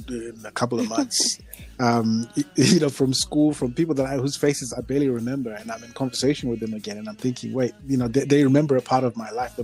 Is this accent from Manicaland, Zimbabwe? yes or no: no; Harare, Zimbabwe; also born or lived in Marondera / Guruve; I was born in Harare